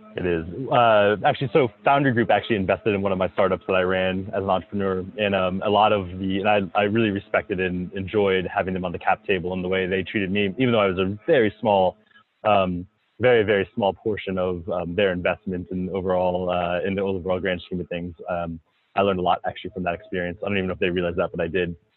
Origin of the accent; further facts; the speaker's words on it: South Florida, United States; moved away as an adult; now in Minnesota, United States; I grew up in South Florida